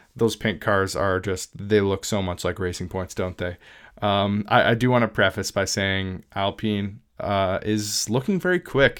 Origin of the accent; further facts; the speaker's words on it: Southwestern Ontario, Canada; I am from Southwestern Ontario